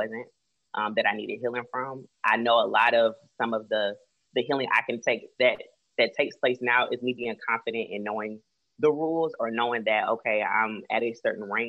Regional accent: Florida, United States; I was raised in Florida, my mom, my family's from Cleveland, Ohio

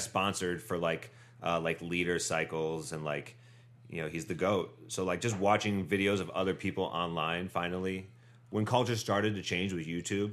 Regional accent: Medina, Ohio, United States; moved away as an adult; also born or lived in Painesville, Ohio / Cleveland, Ohio; now in New York City, United States; Born in Painesville, Ohio. Grew up in Medina, Ohio. Went to high school in Cleveland, Ohio.

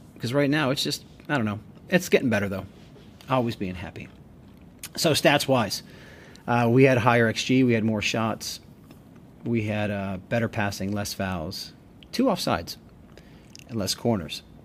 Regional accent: United States; we're American and we do it differently here

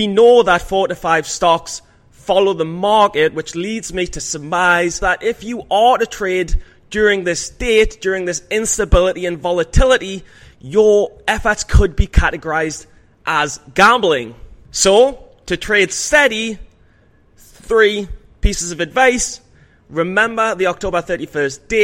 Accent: England, United Kingdom; As an Englishman

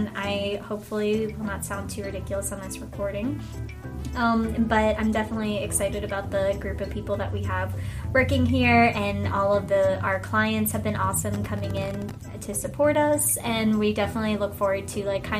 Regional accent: Virginia, United States; I am from Virginia

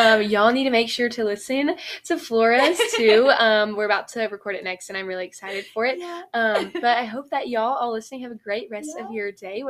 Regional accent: Texas, United States; moved away as an adult; now in Baton Rouge, United States; I'm from Texas.

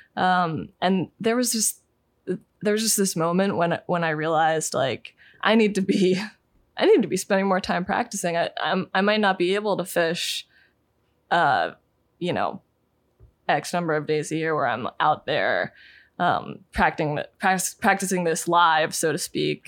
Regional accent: Pennsylvania, United States; I grew up in Pennsylvania and we, we lived in the, you know, Appalachians

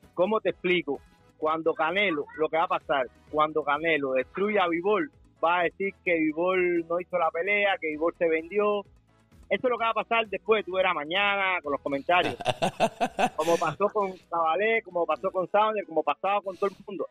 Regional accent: Camagüey, Cuba; yo soy camagüeyano

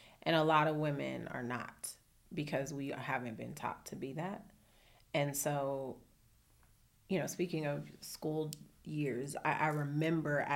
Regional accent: Oakland, California, United States; I grew up in Oakland

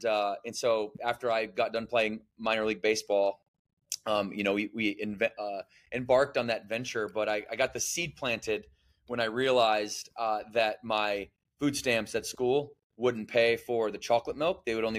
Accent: Battle Creek, Michigan, United States; I was born and raised in Battle Creek, Michigan. So shout out the Midwest region. And I was, you know, I grew up in poverty.

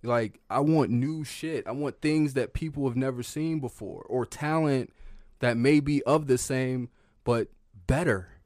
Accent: the South, United States; I'm from the South

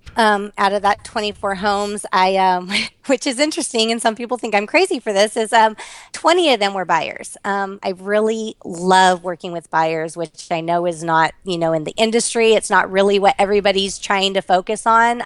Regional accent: Las Vegas, Nevada, United States; I was born and raised here in Las Vegas.

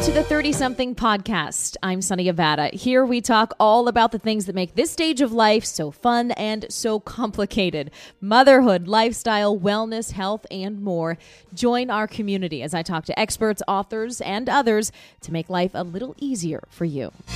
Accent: Pittsburgh, Pennsylvania, United States; moved away as an adult; now in Orlando, United States; I'm from Pittsburgh, went to school there, went to Carnegie Mellon, worked there for six years

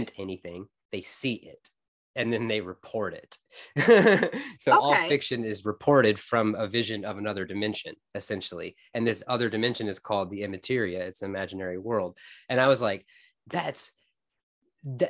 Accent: Fort Worth, Texas, United States; I'm from Fort Worth, Texas

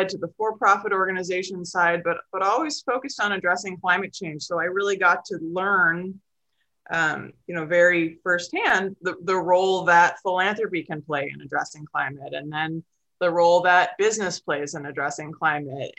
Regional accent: on the shores of Lake Michigan, Midwest, United States; I grew up in the Midwest and, you know, on the shores of Lake Michigan

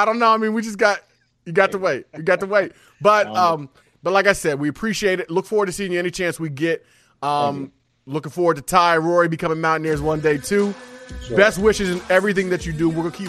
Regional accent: West Virginia, United States; I'm 35 and from West Virginia

